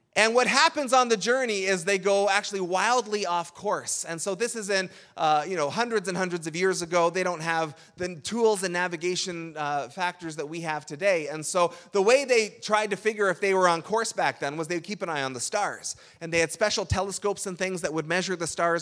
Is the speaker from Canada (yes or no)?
yes; Canada; in Canada, we tend to borrow Thanksgiving